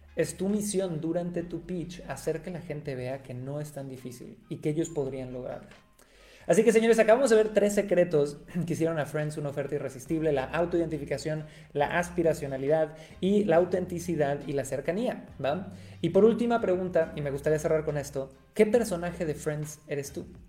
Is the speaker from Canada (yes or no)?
no; Cancún, Quintana Roo, Mexico; yo nací en Cancún, México